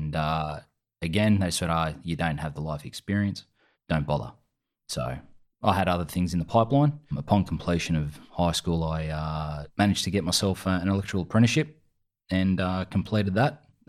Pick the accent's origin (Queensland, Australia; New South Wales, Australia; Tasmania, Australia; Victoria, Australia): New South Wales, Australia; Fingal Bay; also born or lived in Sydney; I grew up in a little town, beachside community called Shoal Bay or Fingal Bay. Before that, we lived in Sydney. Yeah, moved to the Bay Area in the early 90s and I grew up there with a group of surf mates